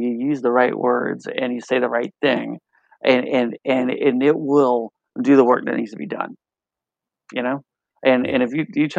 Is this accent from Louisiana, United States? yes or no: yes; New Orleans, Louisiana, United States; I'm from New Orleans. You know, we like to eat